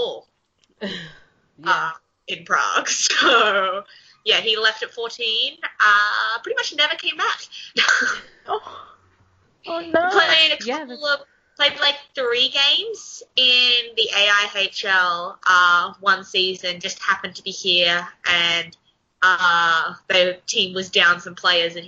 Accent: Newcastle, New South Wales, Australia; also born or lived in Dundee, Scotland; I'm from Newcastle

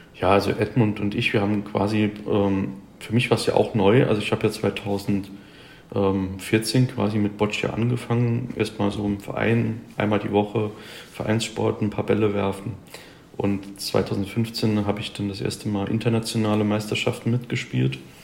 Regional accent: Germany; bei uns in Deutschland

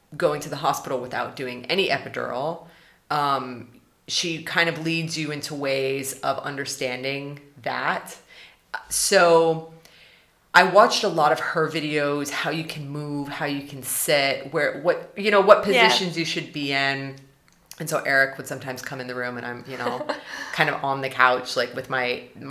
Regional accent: United States; now in Germany; if we stay in Germany as an American and my husband's Swedish

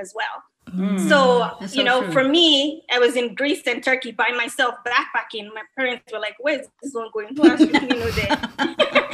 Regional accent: Lagos, Nigeria; moved away as an adult; also born or lived in Minnesota, United States; now in United States; I came to United States to go to college, right? Mm-hmm. After living and being raised in Nigeria

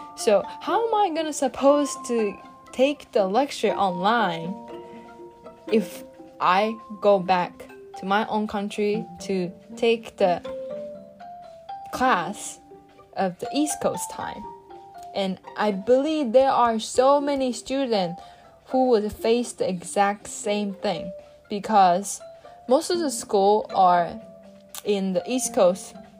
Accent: Japan; English is a second language; moved away as an adult; now in Pennsylvania, United States; I'm from Japan and I study in Pennsylvania

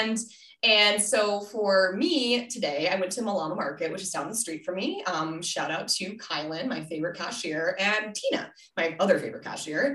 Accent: Denver, Colorado, United States; moved away; also born or lived in Minnesota; I'm from Denver originally. Well, Minnesota than Denver

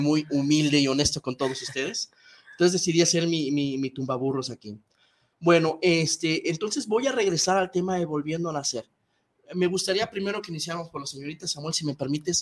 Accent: Guadalajara, Jalisco, Mexico; voy Chivas meramente porque soy tapatío

